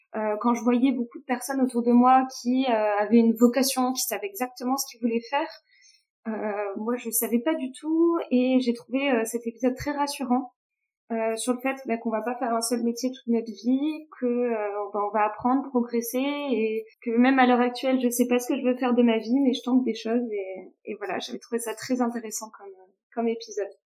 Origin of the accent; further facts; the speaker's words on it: Toulouse, Occitania, France; je suis originaire de, de Toulouse